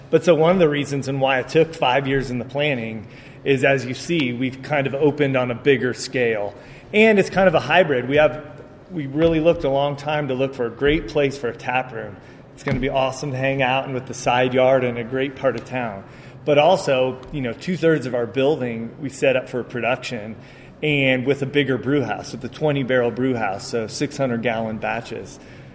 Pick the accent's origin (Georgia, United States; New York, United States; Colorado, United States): Colorado, United States; so I was from Colorado, obviously, originally.